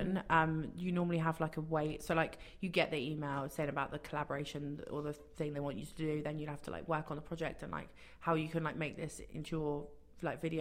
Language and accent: English; England, United Kingdom; moved away as an adult; now in Toronto, Canada; all my family in England